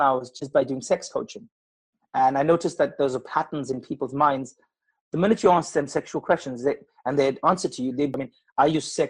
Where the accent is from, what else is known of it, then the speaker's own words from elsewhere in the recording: Durban, KwaZulu-Natal, South Africa; moved away as an adult; now in England; I was born in Durban.